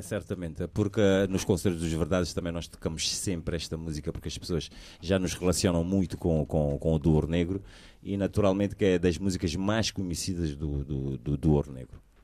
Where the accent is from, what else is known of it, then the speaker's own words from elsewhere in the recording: Portugal; já que nós também crescemos cá em Portugal